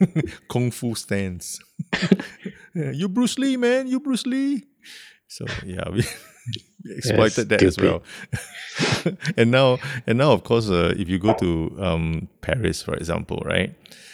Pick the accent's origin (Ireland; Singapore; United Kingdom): Singapore